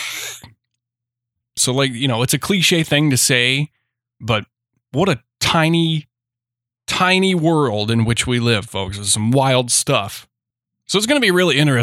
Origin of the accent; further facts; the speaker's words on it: Memphis, United States; a couple of my childhood friends were the Blummy twins, Bryce and Grant. I grew up with them in Memphis